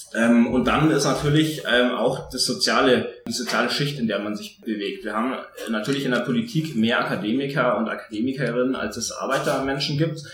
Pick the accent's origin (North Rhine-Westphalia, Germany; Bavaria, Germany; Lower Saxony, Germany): Bavaria, Germany; Tegernsee; ich bin im, am Tegernsee geboren, also oberbayerischer, wie es fast nicht geht